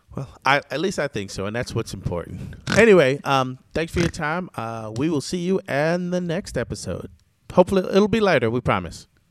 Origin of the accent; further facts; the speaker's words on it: Jamaica; I'm Jamaican too